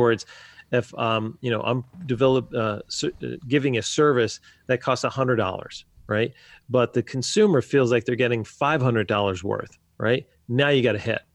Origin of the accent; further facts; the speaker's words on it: New Jersey, United States; moved away as an adult; now in Wisconsin, United States; I was born and raised in New Jersey